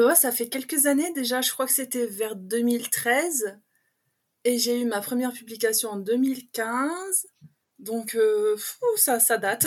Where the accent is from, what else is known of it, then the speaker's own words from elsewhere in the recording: Pas-de-Calais, Hauts-de-France, France; accent: patois du Nord, un peu l'accent belge; moved away as an adult; now in Belgium; je suis du Pas-de-Calais et ah. j'ai emménagé en Belgique il y a quelques années. Donc, j'ai vraiment le patois du Nord et un peu l'accent belge qui se regroupe